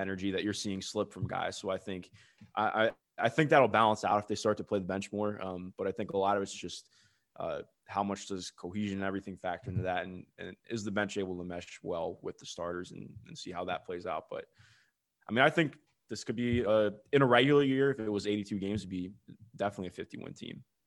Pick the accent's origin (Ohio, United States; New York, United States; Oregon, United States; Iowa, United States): Ohio, United States; Cleveland; I grew up in Cleveland